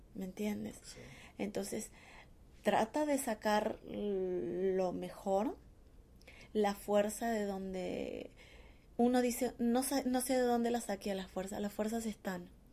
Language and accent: Spanish; Argentina; moved away as an adult; also born or lived in Córdoba, Argentina / Mexico; yo salí de Argentina, me fui a México por una apuesta